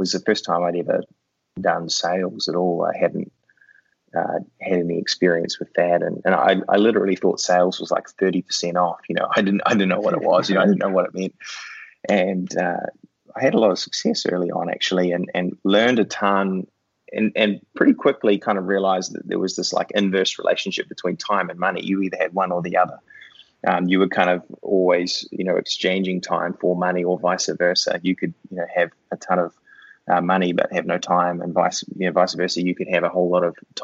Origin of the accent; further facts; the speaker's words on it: New Zealand; I grew up in New Zealand, which is where that super strange accent comes from.